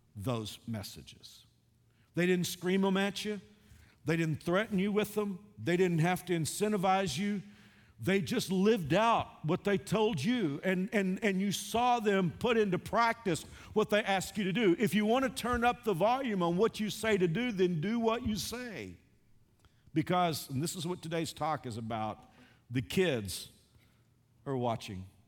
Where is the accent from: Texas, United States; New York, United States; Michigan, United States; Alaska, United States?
Texas, United States; I grew up a Southerner, I grew up in Texas.